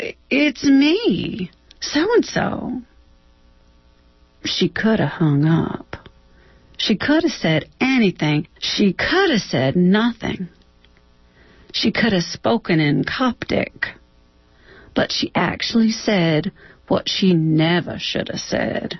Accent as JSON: {"language": "English", "region": "Texas", "country": "United States", "moved": "yes", "said": "I'm from Texas."}